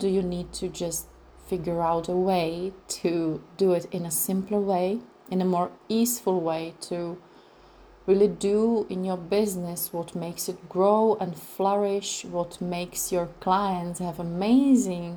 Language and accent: English; Czechia; first language Czech; English is a second language; my language in Czech Republic.